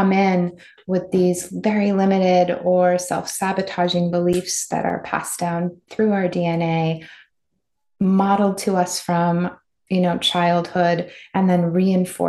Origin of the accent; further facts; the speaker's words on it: Midwest, United States; I grew up in the Midwest